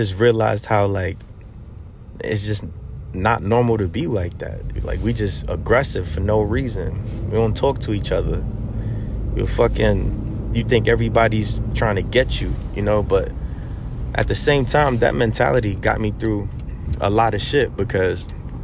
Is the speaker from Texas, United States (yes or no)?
no; New York City, New York, United States; moved away as an adult; also born or lived in Korea; growing up in New York City